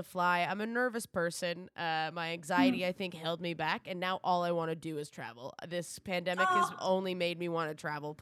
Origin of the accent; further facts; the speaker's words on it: East Coast, Atlantic Canada, Canada; I'm from the East Coast